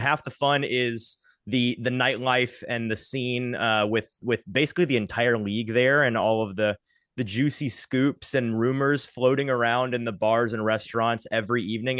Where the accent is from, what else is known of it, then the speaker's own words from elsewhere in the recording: Franklin, Tennessee, United States; also born or lived in Nashville; I grew up in, like, Fran-, Franklin, Brentwood area. I still live in that area.